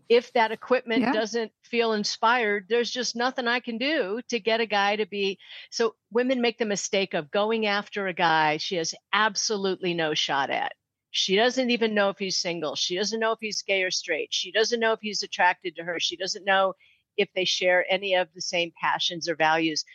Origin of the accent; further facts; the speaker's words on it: St. Louis, Missouri, United States; moved away; I grew up in St. Louis, so I moved back there